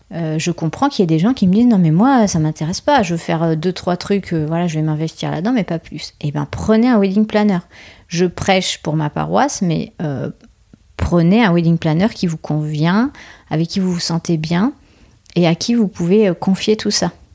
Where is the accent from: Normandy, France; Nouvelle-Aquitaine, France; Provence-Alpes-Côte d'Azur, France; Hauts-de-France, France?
Nouvelle-Aquitaine, France; Bordeaux; nous, on est de Bordeaux